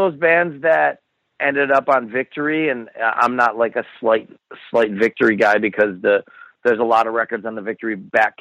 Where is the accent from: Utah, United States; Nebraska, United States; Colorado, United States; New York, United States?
New York, United States; Buffalo; I grew up in Buffalo